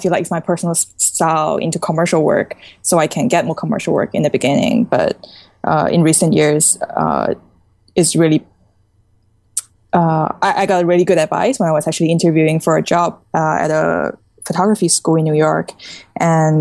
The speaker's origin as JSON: {"language": "English", "country": "Singapore", "tie": "born or raised there", "also_born_or_lived": "China", "said": "growing up in China, we were quite sheltered in, you know, being exposed to art and stuff. And after I moved to Singapore, I was pretty much, you know, just growing up on my own"}